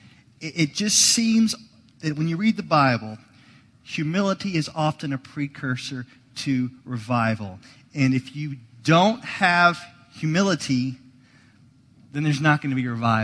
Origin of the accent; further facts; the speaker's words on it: Dallas, Texas, United States; moved away; I grew up in Dallas